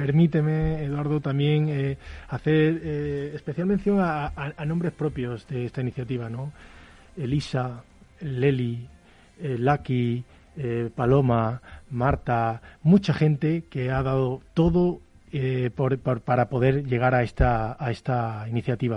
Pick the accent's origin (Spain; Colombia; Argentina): Spain; nosotros como muchos españoles